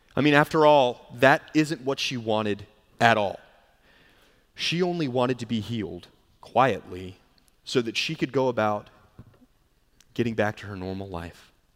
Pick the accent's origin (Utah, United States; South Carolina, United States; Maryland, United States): South Carolina, United States; Charleston; moved away; growing up in Charleston